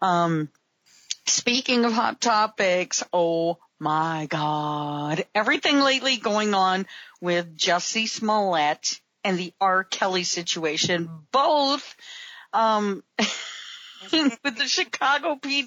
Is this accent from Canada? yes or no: yes; Canada; being Canadian